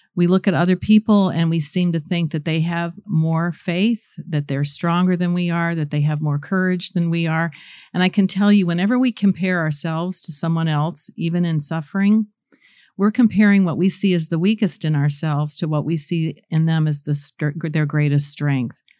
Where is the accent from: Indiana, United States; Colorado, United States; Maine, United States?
Indiana, United States; Goshen; also born or lived in New Paris; I grew up in Goshen and, um, New Paris, not very far away, and very little small community.